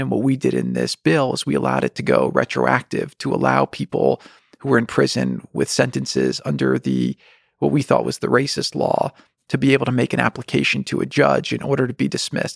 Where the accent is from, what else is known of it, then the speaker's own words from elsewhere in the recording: New Jersey, United States; we grew up in New Jersey